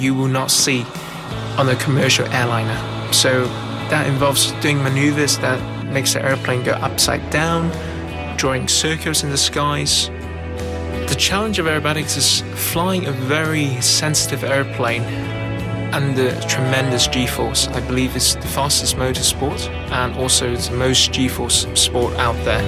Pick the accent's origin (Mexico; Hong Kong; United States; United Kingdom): Hong Kong; I'm from Hong Kong.